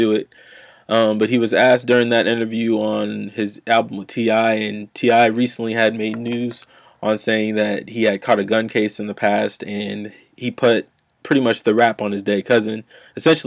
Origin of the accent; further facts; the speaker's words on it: Nebraska, United States; I'm from Nebraska.